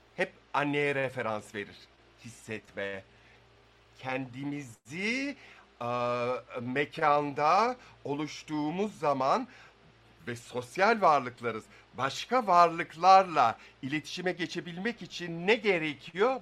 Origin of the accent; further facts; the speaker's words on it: İzmir, Turkey; ben İzmirliyim.